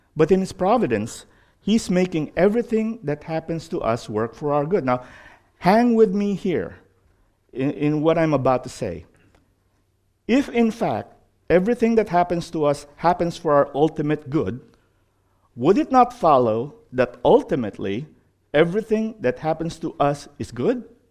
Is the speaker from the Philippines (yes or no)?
yes; Philippines; moved away; growing up in the Philippines